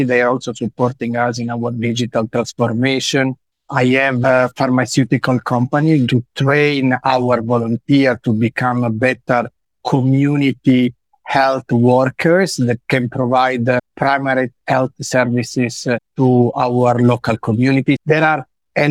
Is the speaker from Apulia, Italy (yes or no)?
yes; Lecce, Apulia, Italy; I come from Lecce